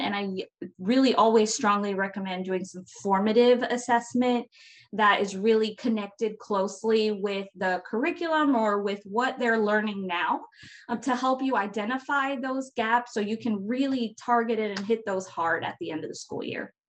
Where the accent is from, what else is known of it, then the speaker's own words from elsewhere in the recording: Florida, United States; I'm from Florida